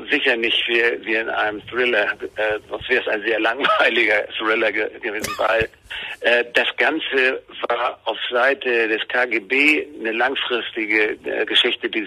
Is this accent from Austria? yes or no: no; Schleswig-Holstein, Germany; born there; Meine Eltern waren äh, Flüchtlinge, wir kamen aus Pommern beziehungsweise meine Eltern, ich bin in Schleswig-Holstein äh, geboren